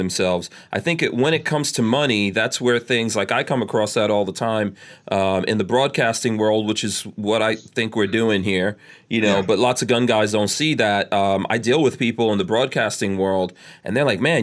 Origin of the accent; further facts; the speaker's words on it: New York City, New York, United States; I grew up in New York City